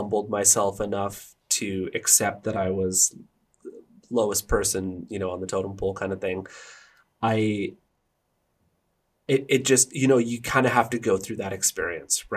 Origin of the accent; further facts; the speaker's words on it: Burnaby, British Columbia, Canada; the street that I grew up in Burnaby